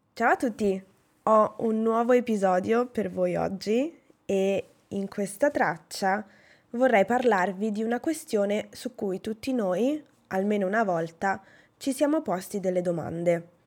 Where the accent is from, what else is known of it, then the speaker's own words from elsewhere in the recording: Italy; also born or lived in Norway; ho sempre studiato l'inglese nel mio paese, cioè in Italia